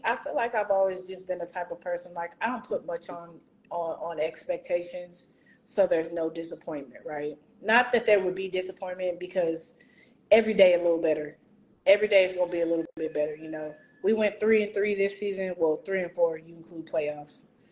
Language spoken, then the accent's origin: English; Houston, Texas, United States; Houston, ma'am